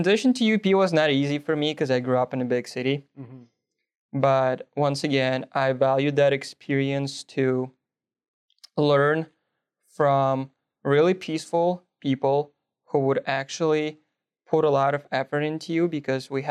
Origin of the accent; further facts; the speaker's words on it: Belarus; first language Russian; English is a second language; moved away; I speak, obviously, my hometown language, Belarusian.